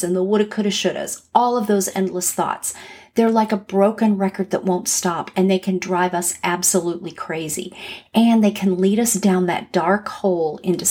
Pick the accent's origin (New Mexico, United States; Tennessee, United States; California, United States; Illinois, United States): California, United States; Los Angeles; moved away as an adult; now in Atlanta, United States; I grew up in Los Angeles